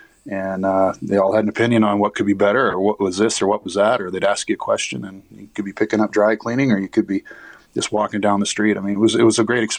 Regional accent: Saskatchewan, Canada; moved away; I have family still in Winnipeg. I've been to Winnipeg more times probably as a kid than I was as a pro or anything else because I grew up in Saskatchewan and I have family on my father's side that still live there.

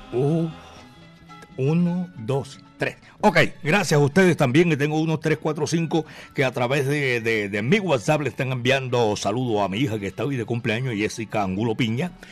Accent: Medellín, Antioquia, Colombia; Yo soy de Medellín, barrio Santa Cruz.

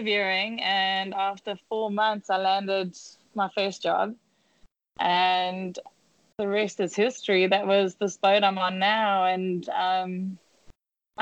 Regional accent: South Africa; moved away as an adult; also born or lived in London; now in Bahamas; growing up in South Africa

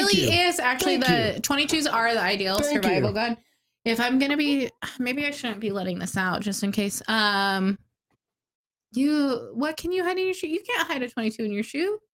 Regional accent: Idaho, United States; I grew up in Idaho, like, redneck fucking Idaho

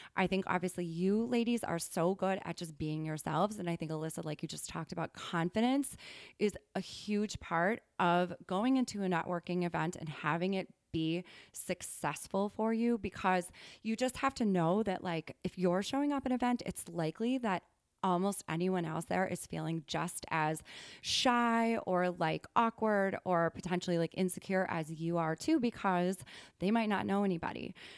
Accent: Wisconsin, United States; moved away as an adult; also born or lived in New York; I'm from Wisconsin originally.

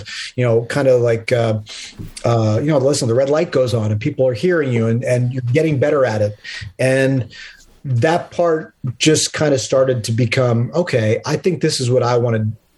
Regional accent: Harrisburg, Pennsylvania, United States; also born or lived in Middletown, Pennsylvania; now in New York, United States; I grew up in Harrisburg, Pennsylvania, and right outside Middletown, Pennsylvania

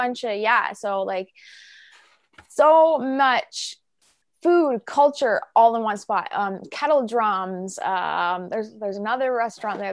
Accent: Peterborough, Ontario, Canada; growing up in Peterborough was awesome

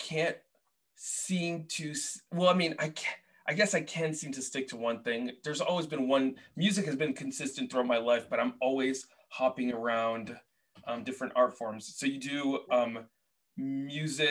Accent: Boston, Massachusetts, United States; moved away as an adult; also born or lived in Portland; I grew up in Boston, lived in Portland, now I live here

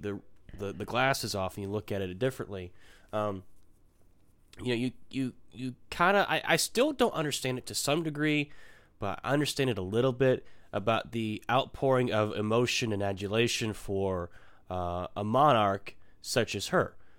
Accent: United States; I'm an American

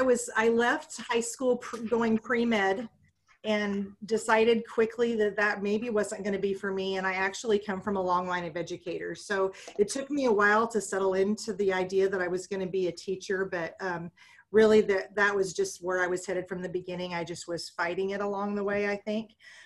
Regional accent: Eddyville, Nebraska, United States; I had an awesome childhood growing up in Eddyville.

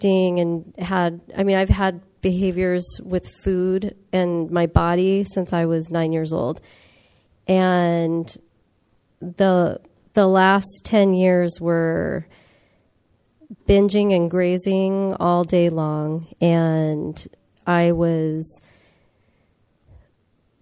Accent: Los Angeles, California, United States; I come from the San Fernando Valley, which is part of Los Angeles

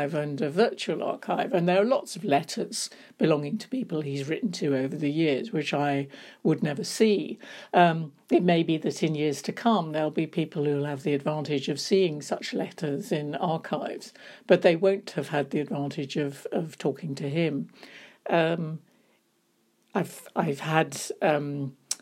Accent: London, United Kingdom; the bookshop was an important part of my life when I was growing up in London

